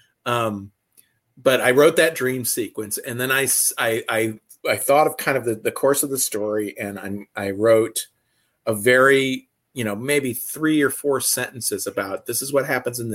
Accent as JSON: {"language": "English", "region": "Midwest", "country": "United States", "said": "I'm from the Midwest"}